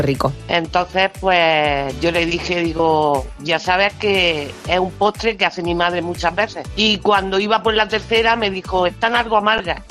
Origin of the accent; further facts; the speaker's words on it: Murcia, Region of Murcia, Spain; somos de Murcia